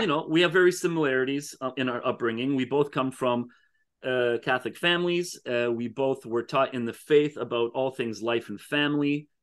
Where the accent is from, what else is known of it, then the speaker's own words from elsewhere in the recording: Canada; most of my life I've been in Canada